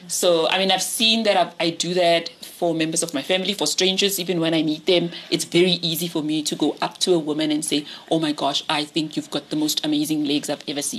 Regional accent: Pretoria, Gauteng, South Africa; I grew up in Soshanguve mm-hmm. in Pretoria, on the north side of Pretoria

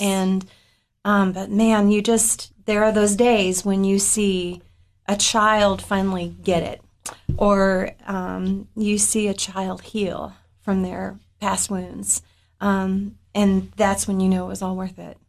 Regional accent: Upper Cumberland, Tennessee, United States; I grew up in the Upper Cumberland

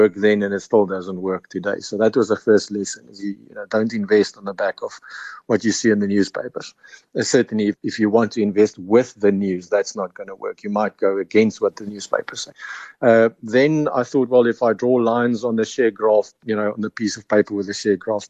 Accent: Pofadder, Northern Cape, South Africa; moved away as an adult; also born or lived in Stellenbosch; I'm a farmer's son. My family have been sheep farmers in the big metropolis of Pofadder, which is up in the Northern Cape, just south of the Namibian border.

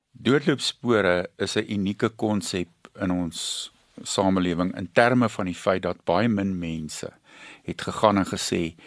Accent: Pongola, KwaZulu-Natal, South Africa; ek het groot geword in Pongola op 'n plaas

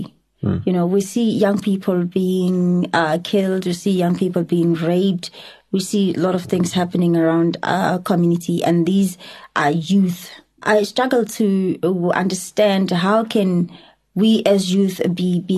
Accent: Soweto, Gauteng, South Africa; I'm a woman in this country and I come from Soweto.

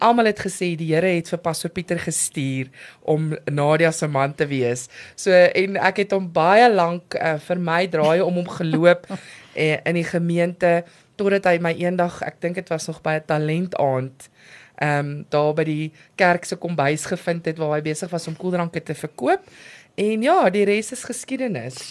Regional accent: Amanzimtoti, KwaZulu-Natal, South Africa; ek het groot geword in Amazimtoti.

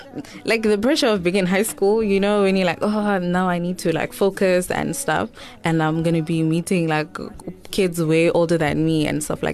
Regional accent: Cape Town, Western Cape, South Africa; also born or lived in East London, Eastern Cape, South Africa; So I am originally from East London, but I moved to Cape Town, I think, when I was doing grade 3.

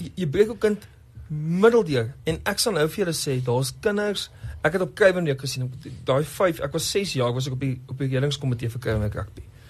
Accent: Namibia; moved away; also born or lived in Johannesburg / Bloemfontein; ek het groot geword in Namibië. Voordat ek die wysheid gehad het om te gaan studeer in Bloemfontein, het ek eers in Namibië groot geword en toe nou later in Johannesburg

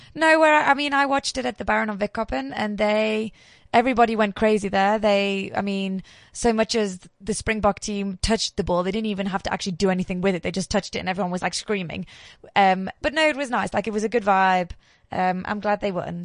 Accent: England, United Kingdom; now in South Africa; I'm English through and through.

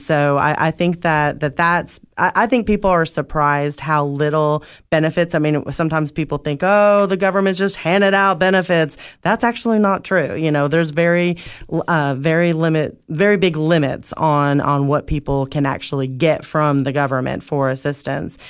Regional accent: Oak Ridge, Tennessee, United States; moved away as an adult; now in Cookeville, United States; I grew up in Oak Ridge

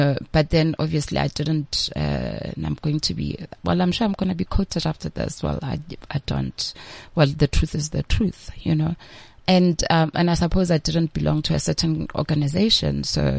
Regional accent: Limpopo, South Africa; But I was like, hey, but I'm killing it, and I'm from Limpopo, right?

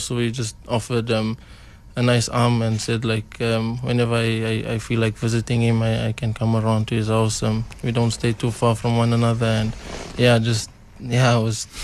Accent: South Africa; he's the one player that when when I say I'm from South Africa

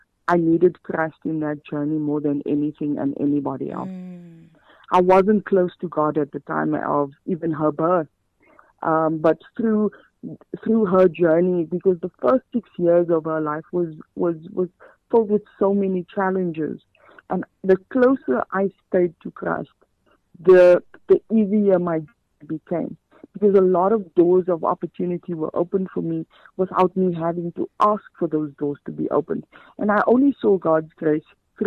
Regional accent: Johannesburg, Gauteng, South Africa; I'm actually from Rivoli, the community of Rivoli

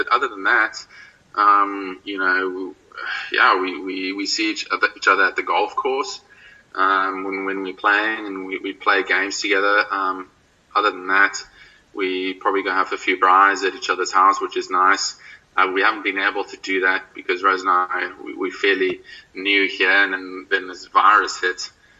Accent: Belleville, Western Cape, South Africa; born there; also born or lived in Durbanville / Pretoria / Oudtshoorn; Well, I was born in Belleville. Lived in Durbanville up until the age of 4, so I was really young. I don't remember too much. And then moved up to Pretoria, actually, for a while, and then down to Oudtshoorn.

